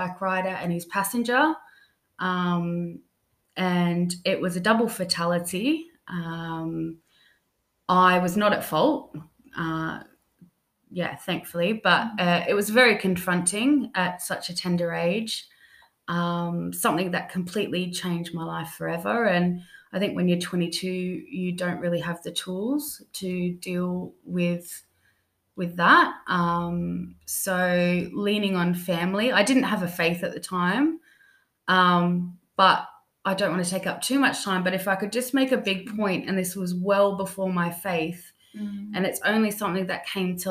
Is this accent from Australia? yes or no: yes; Australia; moved away as an adult; now in London, United Kingdom; I'm originally born in Australia, and then I've spent the past 5 years here living in London